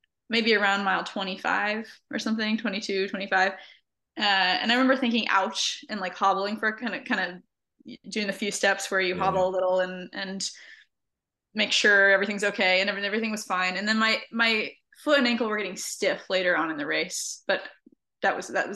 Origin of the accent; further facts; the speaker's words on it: North Central Florida, United States; moved away; I'm originally from North Central Florida and we've got a river house there